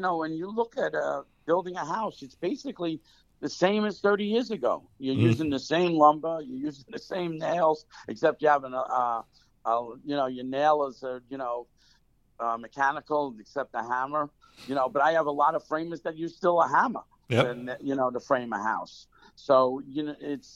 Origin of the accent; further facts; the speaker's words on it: Bergenfield, New Jersey, United States; also born or lived in Bronx, New York; I grew up in the Bronx till 5 years old. Then I came to suburbia, Bergenfield, New Jersey.